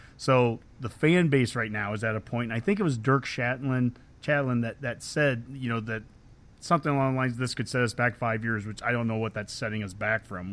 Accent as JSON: {"language": "English", "town": "Columbus", "region": "Nebraska", "country": "United States", "tie": "born or raised there", "said": "you and I grew up in Columbus"}